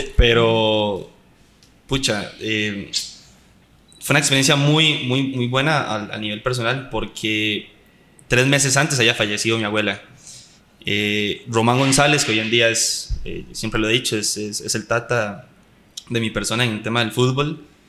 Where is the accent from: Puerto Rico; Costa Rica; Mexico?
Costa Rica; vengo de Costa Rica